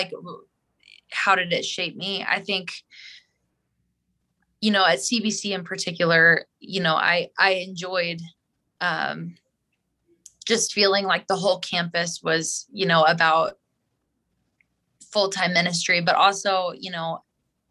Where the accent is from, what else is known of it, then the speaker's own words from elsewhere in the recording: Springfield, Missouri, United States; growing up in Springfield